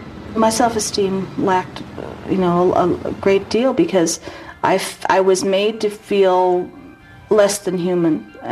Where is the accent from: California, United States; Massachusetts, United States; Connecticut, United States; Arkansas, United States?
California, United States; Beverly Hills; I grew up in Beverly Hills.